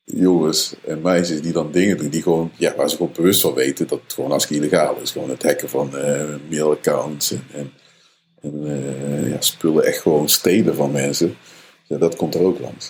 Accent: Netherlands; Als Nederlanders

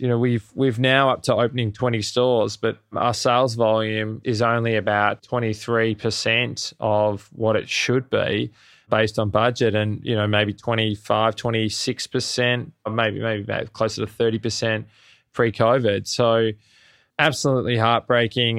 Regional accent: Melbourne, Victoria, Australia; moved away as an adult; now in New York City, United States; I'm originally from Melbourne in Australia, and I landed in the States, in New York City, in late two thousand ten

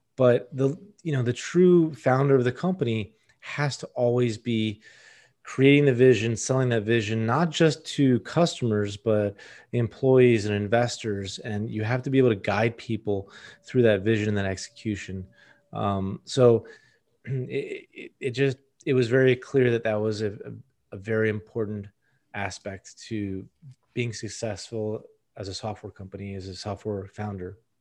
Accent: Miami, Florida, United States; From Miami, born at Mercy Hospital

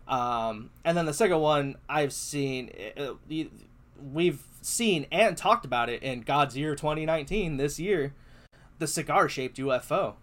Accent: United States; I'm too American

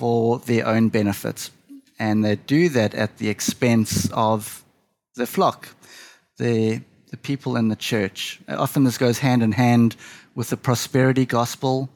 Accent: South Africa; also born or lived in Jeffreys Bay; I'm from South Africa, so I have lived all my life in South Africa and currently reside in a small coastal town

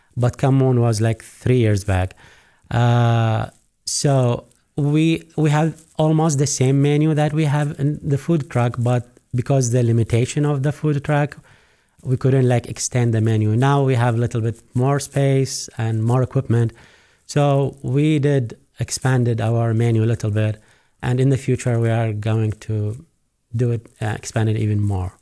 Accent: Iraq; also born or lived in Abu Dhabi, United Arab Emirates; now in Missoula, United States; I'm originally from Iraq. We moved to U S, specifically to Missoula

